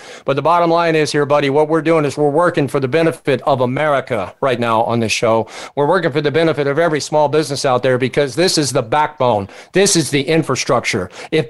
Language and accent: English; East Coast, United States; I come from the East Coast, Pepe.